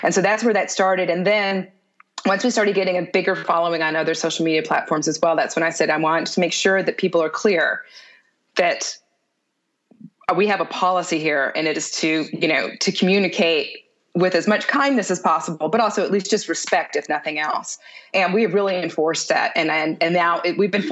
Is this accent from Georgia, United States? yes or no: no; Houston, Texas, United States; moved away; also born or lived in New York; I grew up in Houston